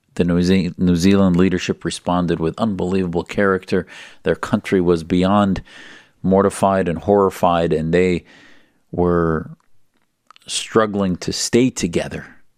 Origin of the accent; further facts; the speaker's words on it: United States; as an American Muslim